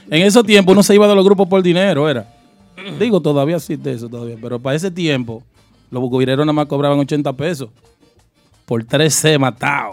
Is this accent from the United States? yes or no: yes; New York, United States; also born or lived in Brooklyn; Yo en Brooklyn y nacido y criado en Queens.